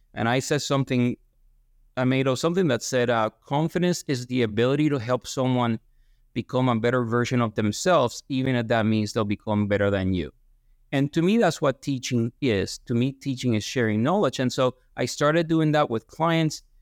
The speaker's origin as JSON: {"language": "English", "town": "Guaynabo", "country": "Puerto Rico", "tie": "born or raised there", "also_born_or_lived": "Lexington, Kentucky", "moved": "as an adult", "lives_now": "Ithaca, United States", "said": "I'm born and raised in, in Guaynabo, Puerto Rico, just southwest of San Juan"}